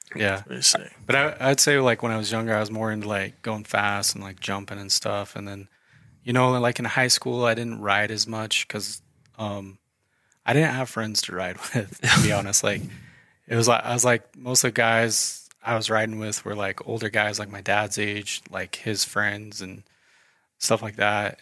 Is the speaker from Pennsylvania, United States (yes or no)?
no; Idaho Falls, Idaho, United States; moved away as an adult; also born or lived in Denver, Colorado; I'm uh, local to Idaho Falls. mm I uh, was born and raised here.